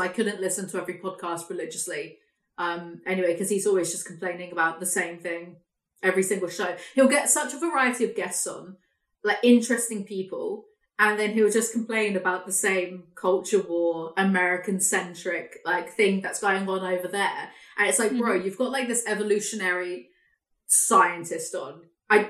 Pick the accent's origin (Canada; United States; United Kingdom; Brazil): United Kingdom; England; I'm English